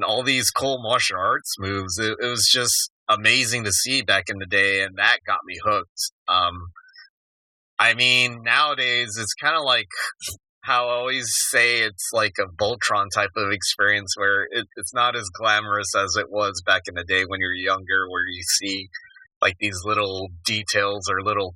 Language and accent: English; Tucson, Arizona, United States; a kid growing up in Tucson in the 80s